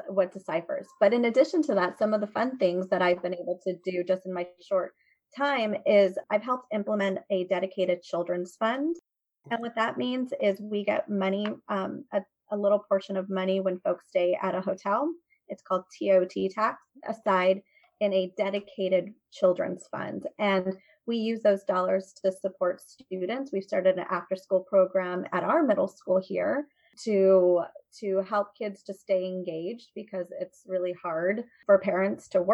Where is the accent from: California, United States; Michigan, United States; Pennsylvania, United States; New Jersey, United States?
California, United States; San Jose; moved away as an adult; now in Capitola, United States; I grew up in Eastside San Jose